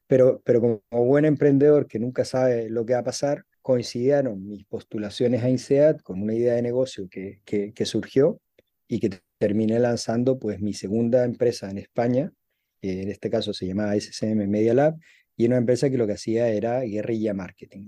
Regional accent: Chile; moved away as an adult; also born or lived in Dubai; soy de Chile, nací, nací y me crié en Chile

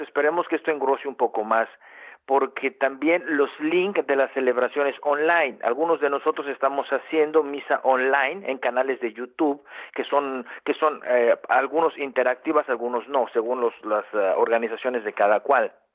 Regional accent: Mexico; now in Germany; yo soy mexicano

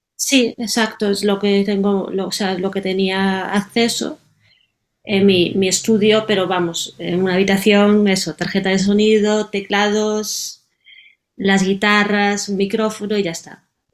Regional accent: Galicia, Spain; moved away as an adult; now in Berlin, Germany; yo soy gallega

